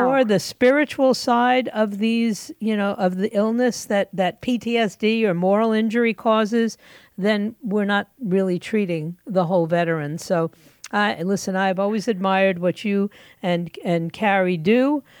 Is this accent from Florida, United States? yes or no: yes; Sunrise, Florida, United States; my hometown in Sunrise